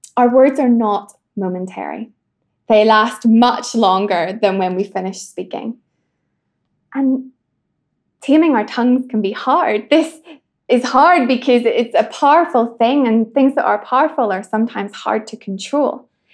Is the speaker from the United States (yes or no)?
no; Northern Ireland, United Kingdom; I'm from Northern Ireland